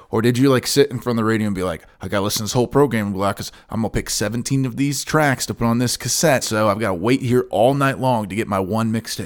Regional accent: United States; In my hometown, you listen to Louisville stations

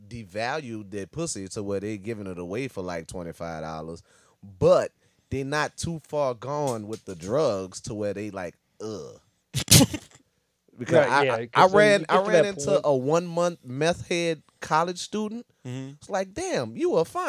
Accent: Louisiana, United States; I'm from Louisiana.

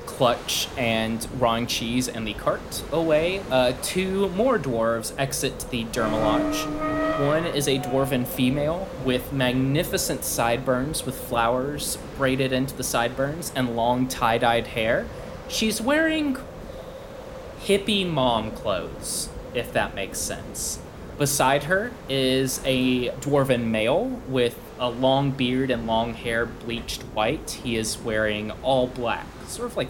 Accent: South Georgia, United States; accent: Southern; someone who grew up in South Georgia

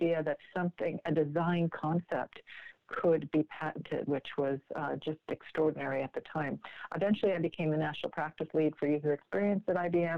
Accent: Long Island, New York, United States; moved away as an adult; also born or lived in Ottawa, Canada; now in Canada; I'm originally from New York, and so I went to school. I finished my high school in New York on Long Island

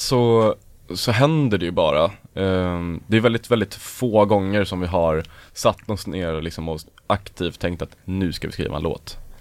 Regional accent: Örebro, Örebro County, Sweden; vi är alla från Örebro från början

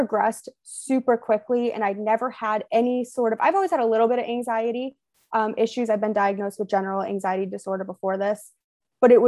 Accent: Western Massachusetts, United States; moved away as an adult; also born or lived in Maine; now in Atlanta, United States; I grew up in Western Massachusetts

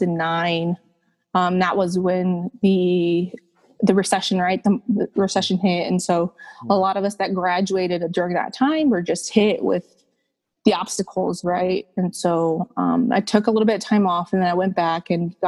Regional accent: Chicago, Illinois, United States; I grew up in a predominantly Mexican immigrant, Mexican American neighborhood of Brighton Park in Southwest Chicago

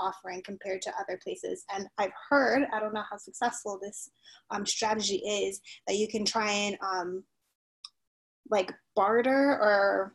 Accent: Miami, Florida, United States; moved away as an adult; also born or lived in North Carolina; I'm from Miami

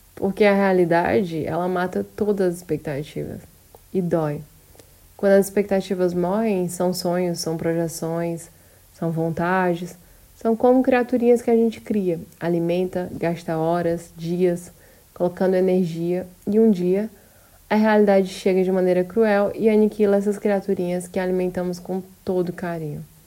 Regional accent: Brazil; moved away

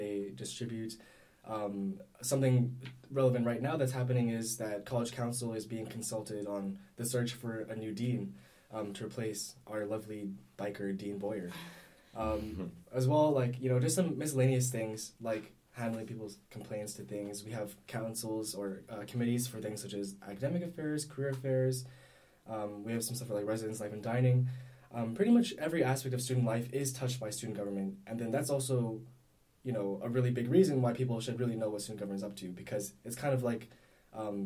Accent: Canada; I'm from Canada

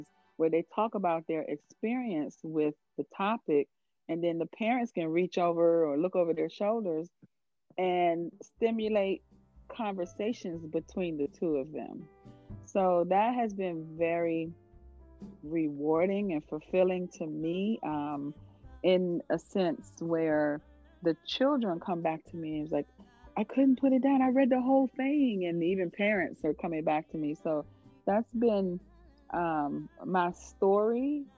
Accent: Florida, United States; moved away; also born or lived in Maryland; I was born and raised in Florida

